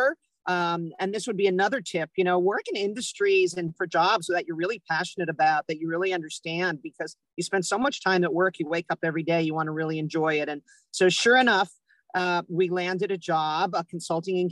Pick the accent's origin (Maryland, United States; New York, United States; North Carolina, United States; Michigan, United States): New York, United States; moved away as an adult; I grew up in New York